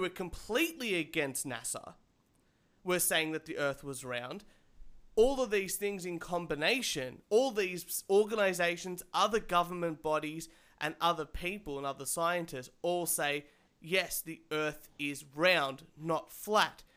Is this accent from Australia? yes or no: yes; Australia; I'm I'm Australian